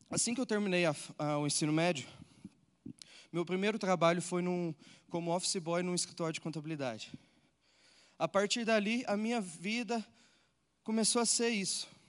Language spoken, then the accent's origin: Portuguese; Uberlândia, Minas Gerais, Brazil; eu nasci num lar cristão, eu sou de Uberlândia, Minas Gerais